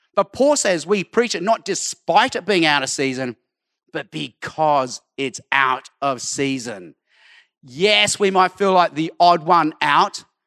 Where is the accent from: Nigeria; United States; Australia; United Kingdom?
Australia; Sydney, New South Wales; also born or lived in Hong Kong; I was born in Hong Kong, but grew up in Australia